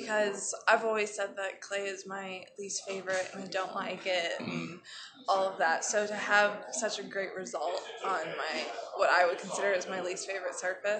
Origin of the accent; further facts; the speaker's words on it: Florida, United States; growing up in Florida